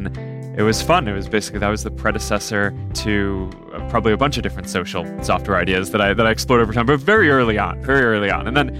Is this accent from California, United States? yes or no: no; New York, United States; where we grew up in New York.